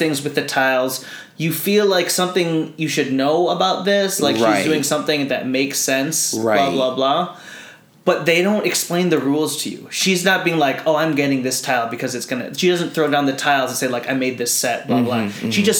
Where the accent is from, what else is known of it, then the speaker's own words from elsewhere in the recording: United States; first language Tagalog; So I was born and raised in the States.